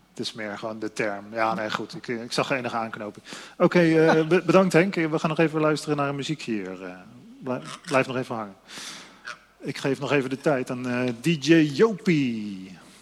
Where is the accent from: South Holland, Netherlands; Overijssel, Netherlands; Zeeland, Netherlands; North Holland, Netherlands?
South Holland, Netherlands; Voorburg; Ja, dat is mijn geboortestad